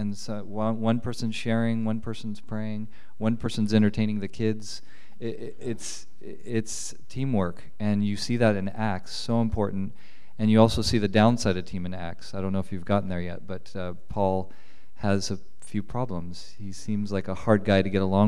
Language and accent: English; Los Angeles, California, United States; moved away as an adult; I grew up in Los Angeles, where a lot of my friends were immigrants